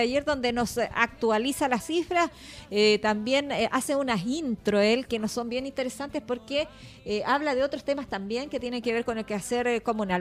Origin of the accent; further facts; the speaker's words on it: Chile; Nosotros los chilenos